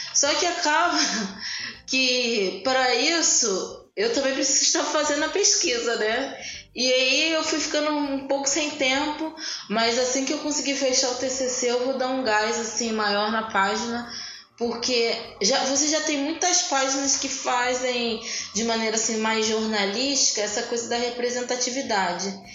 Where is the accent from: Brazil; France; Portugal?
Brazil; Rio de Janeiro; essa leitura que eu tenho do lugar, aqui de onde eu nasci